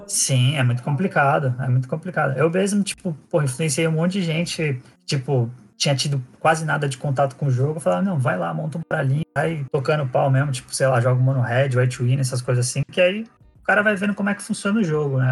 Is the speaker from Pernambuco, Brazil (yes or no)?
no; São Paulo, Brazil; eu sou de São Paulo, nasci aqui